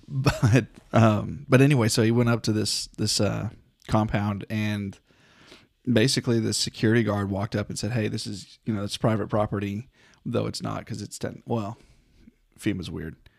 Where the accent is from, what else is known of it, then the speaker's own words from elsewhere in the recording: North Texas, United States; I was born in North Texas, kinda raised in North Texas